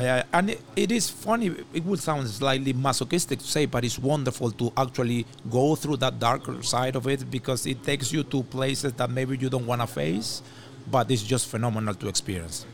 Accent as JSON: {"language": "English", "country": "Venezuela", "moved": "as an adult", "lives_now": "Montreal, Canada", "said": "I come from Venezuela"}